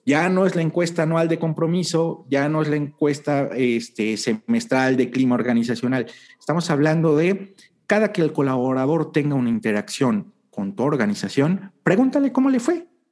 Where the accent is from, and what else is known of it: Mexico